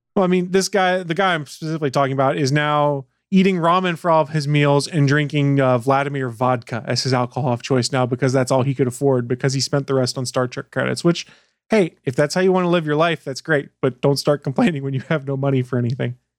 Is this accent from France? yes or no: no; Canada; I'm Canadian.